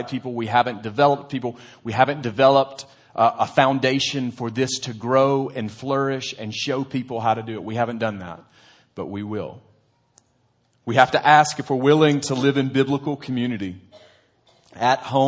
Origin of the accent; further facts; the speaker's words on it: United States; as an American